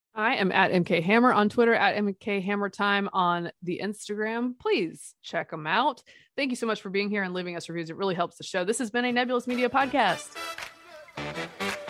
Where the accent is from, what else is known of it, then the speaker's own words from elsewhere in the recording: Durham, North Carolina, United States; I grew up in Durham. I am a Tobacco Road baby